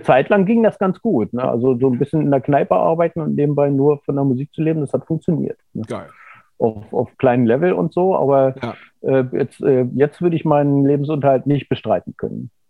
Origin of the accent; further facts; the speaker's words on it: Göttingen, Lower Saxony, Germany; also born or lived in Kassel; ich bin zwar in Kassel geboren, aber ich bin in Göttingen aufgewachsen.